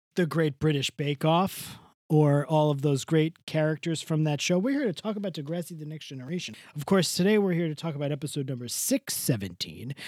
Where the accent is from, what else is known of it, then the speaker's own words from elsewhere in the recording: Rockaway Beach, New York, United States; my hometown, Rockaway Beach